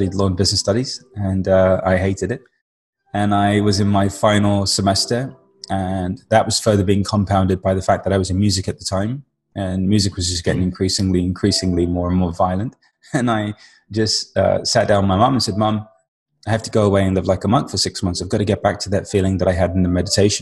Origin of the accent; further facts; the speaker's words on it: London, United Kingdom; being Indian on the weekends, we'd go see all these saints and sages and gurus because London had a big Indian population at the time